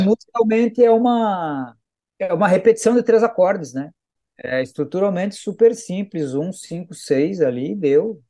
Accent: southern Brazil, Brazil; Nós três somos do Sul

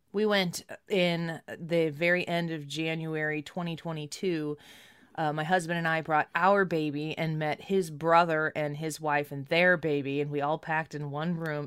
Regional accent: Midwest, United States; I'm from the Midwest, and we have that hot, he, hot, humid weather here

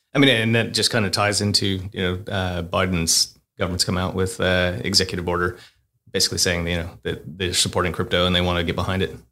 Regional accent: United States; moved away as an adult; also born or lived in Australia; I'm American, Marine, uh, moved to Australia twenty-one years ago

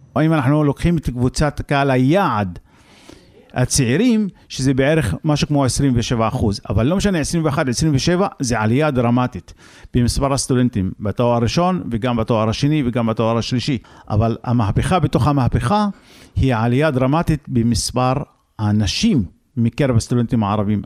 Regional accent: Israel; גם אנחנו אין לנו ארץ אחרת פה, ערבים בישראל

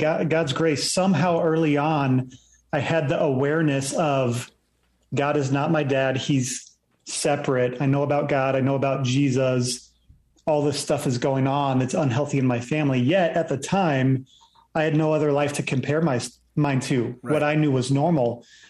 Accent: Virginia Beach, Virginia, United States; Yeah, so I ended up growing up in Virginia Beach and grew up there early on, just going to church each week.

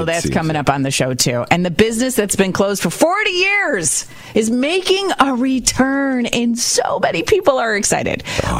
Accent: Rochester, New York, United States; Yeah, we're from Rochester.

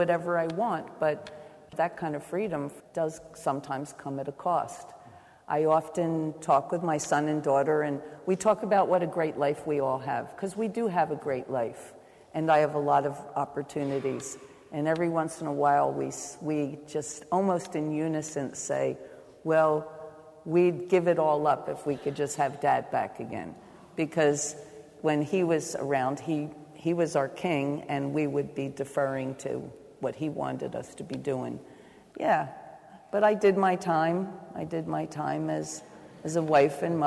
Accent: New Jersey, United States; moved away as an adult; now in New York City, United States; I'm not from New York City. I lived in South Jersey. I had to leave South Jersey

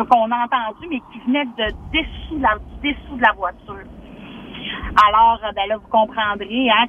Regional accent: La Baie, Quebec, Canada; moved away as an adult; also born or lived in Vaudreuil; now in Lac-Saint-Jean, Canada; moi, je viens de l'Abbé, de Ville de l'Abbé.

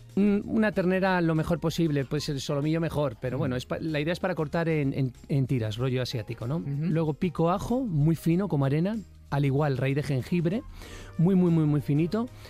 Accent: San Vicente de la Barquera, Cantabria, Spain; hay un plato estrella en mi tierra que es el cocido montañés

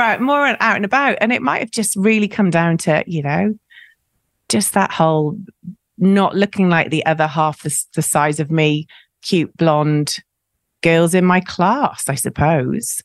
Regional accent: South Wales, United Kingdom; moved away; I grew up in South Wales

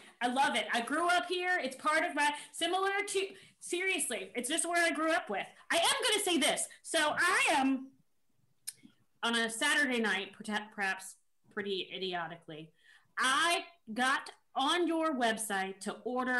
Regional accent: Virginia, United States; I grew up in Virginia

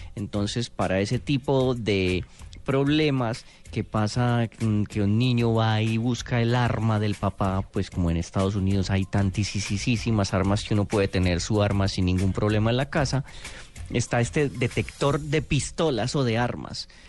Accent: Colombia

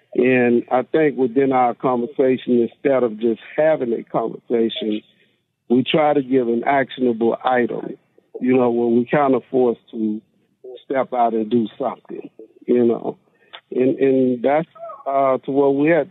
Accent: Monroe, Louisiana, United States; I'm from Monroe, Louisiana hometown. Uh, grew up same neighborhood, same school

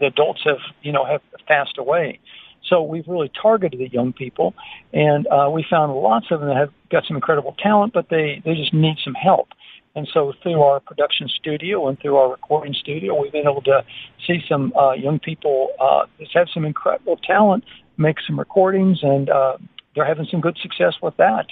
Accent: United States; now in Botswana; my home country of America

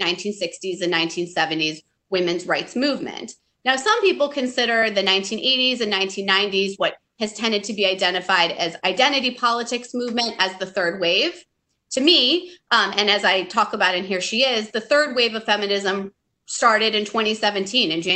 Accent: Michigan, United States; moved away as an adult; where I grew up in Michigan

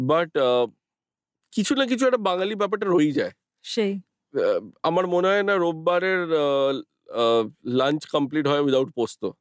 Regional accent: Kolkata, West Bengal, India; যেসব জায়গাগুলো আমি ছোট থেকে বড় হয়েছি ধরো গড়িয়াহাট গোল পার্ক বা দ্যাট এন্টায়ার বেল্ট

